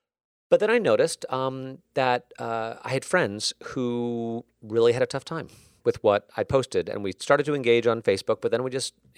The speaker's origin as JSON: {"language": "English", "region": "Connecticut", "country": "United States", "tie": "born or raised there", "said": "I'll share a personal story, which is, you know, after the Sandy Hook shooting, which was close to where I grew up in Connecticut."}